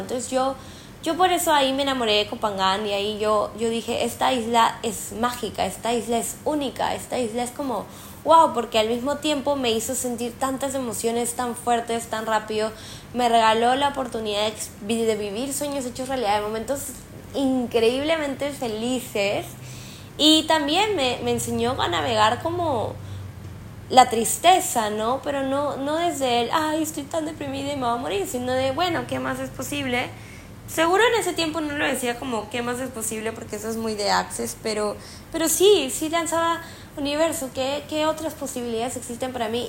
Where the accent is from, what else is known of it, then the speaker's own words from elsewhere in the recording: Peru; moved away; yo que soy peruana